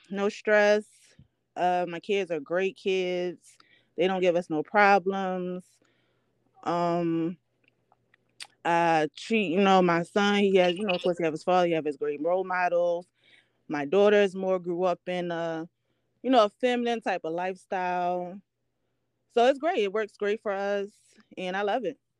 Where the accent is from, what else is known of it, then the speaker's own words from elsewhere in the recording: Baltimore, Maryland, United States; now in New York City, United States; I'm from Baltimore, Maryland. I currently live in New York City.